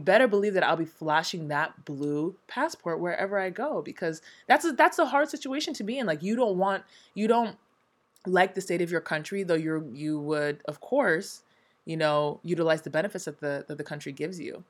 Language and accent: English; United States; moved away as an adult; also born or lived in Hong Kong / Nigeria; now in South Korea; I'm from the States. I was born and raised in both the east and west coast of the States